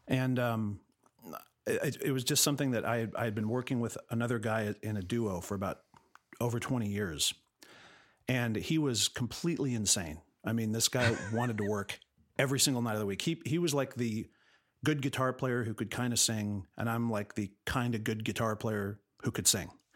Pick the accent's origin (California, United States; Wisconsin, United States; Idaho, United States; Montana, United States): California, United States; La Cañada Flintridge; moved away as an adult; also born or lived in Los Angeles, United States; I grew up in La Cunada.